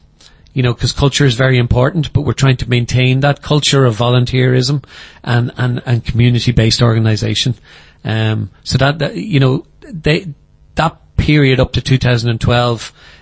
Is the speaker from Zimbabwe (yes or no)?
no; Dún Laoghaire, Leinster, Ireland; moved away as an adult; now in Letterkenny, Ireland; I'm originally from Dublin, Dunleary, moved to Letterkenny in 1997